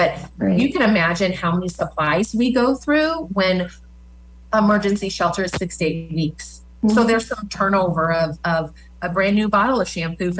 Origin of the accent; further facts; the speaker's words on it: Omaha, Nebraska, United States; now in Lincoln, United States; I came from Omaha. I am so proud of our Lincoln community